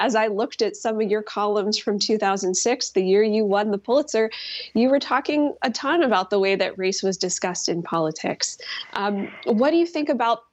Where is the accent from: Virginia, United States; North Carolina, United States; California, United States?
Virginia, United States; my home state of Virginia